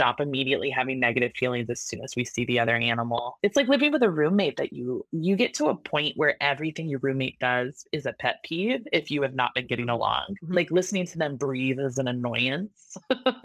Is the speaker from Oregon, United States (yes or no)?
yes; Oregon, United States; I'm from Oregon. It's all woods. It's all rural.